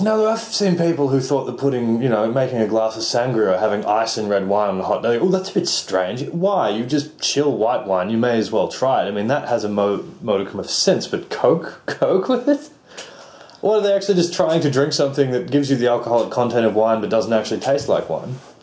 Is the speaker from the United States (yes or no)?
no; Australia; I'm Australian.